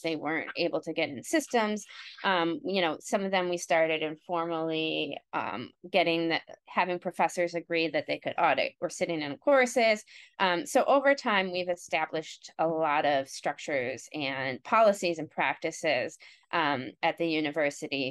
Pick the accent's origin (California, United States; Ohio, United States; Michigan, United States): Ohio, United States; Cleveland; now in Montclair, United States; I grew up in Ohio and um, in the Cleveland area.